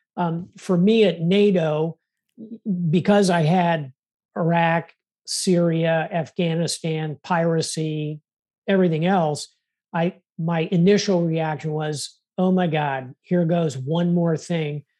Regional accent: South Florida, United States; I was born in South Florida

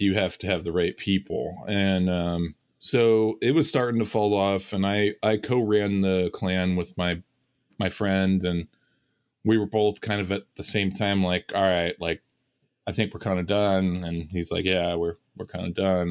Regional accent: California, United States; moved away; I decided I was gonna go back to my hometown

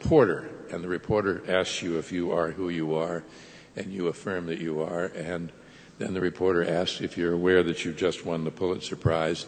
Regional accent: Pittsburgh, Pennsylvania, United States; Pittsburgh is my hometown

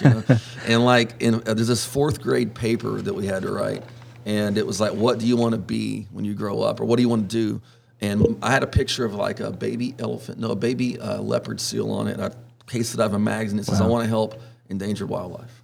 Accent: Orange, Texas, United States; I was born in Orange, and um, grew up fishing and hunting with my dad

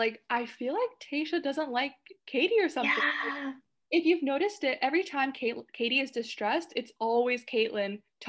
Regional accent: Canada; we're from Canada

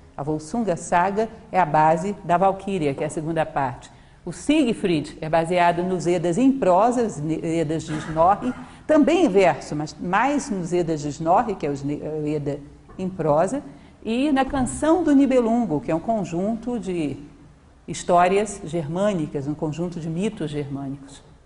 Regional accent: Brasília, Federal District, Brazil; also born or lived in Rio de Janeiro / João Pessoa / Belém; nasci em 22 de dezembro de 1963 na cidade do Rio de Janeiro. Aos nove anos de idade, me desloquei com a minha família para Brasília e aqui passei quase todo o resto da minha vida

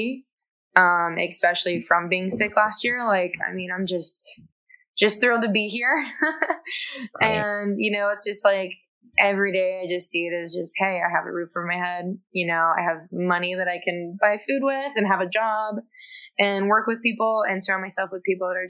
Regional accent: Maryland, United States; I'm from Maryland, like grew up fishing and crabbing all the time

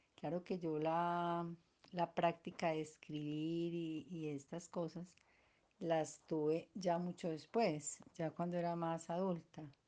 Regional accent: Cali, Valle del Cauca, Colombia; now in Medellín, Colombia; en Cali Valle eh, fuimos seis hermanos

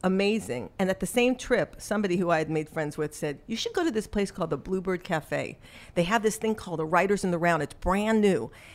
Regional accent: Los Angeles, California, United States; moved away as an adult; also born or lived in New York; I was born in New York, but raised in Los Angeles

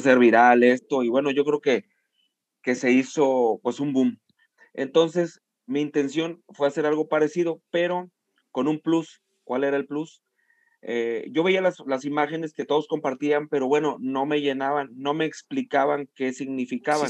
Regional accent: Tampico, Tamaulipas, Mexico; also born or lived in Ciudad Madero; nací en, nací en Madero y toda mi vida he vivido en Tampico

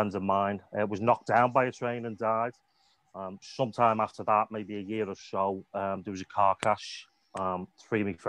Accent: Liverpool, North West England, United Kingdom; also born or lived in Wales / Southport; We moved from Liverpool to Wales because she was originally from Wales

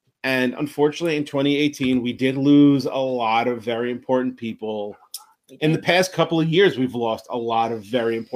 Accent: New York City, New York, United States; I was a fat kid growing up in Queens, New York.

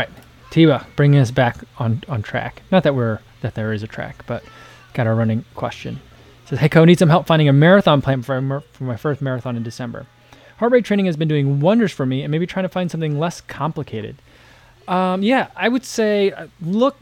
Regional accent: New Jersey, United States; moved away; I grew up in New Jersey

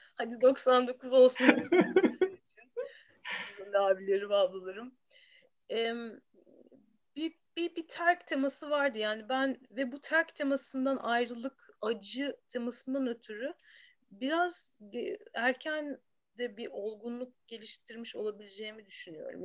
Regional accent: Istanbul, Turkey; İstanbul'da bir çocukluğum vardı. İstanbul'da doğdum.

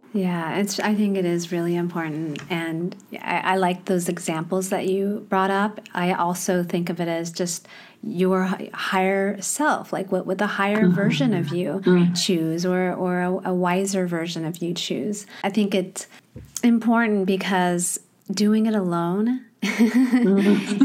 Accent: Midwest, United States; moved away; also born or lived in Thailand / Hong Kong / Australia; I also grew up in the Midwest.

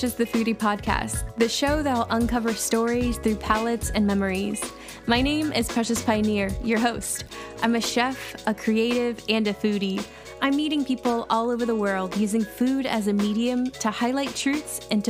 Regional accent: California, United States; born there; Funny enough, I'm actually a military kid, so I've lived everywhere in the U.S. I was born in California, but right now I currently live in around right outside of DC, Washington, DC.

